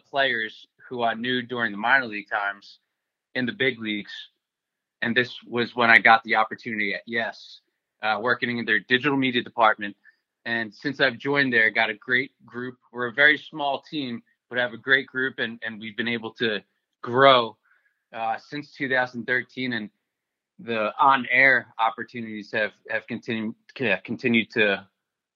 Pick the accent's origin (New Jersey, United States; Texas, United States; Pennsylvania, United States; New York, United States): New Jersey, United States; Middletown; moved away as an adult; now in Connecticut, United States; I grew up on the Jersey Shore, right in Middletown, New Jersey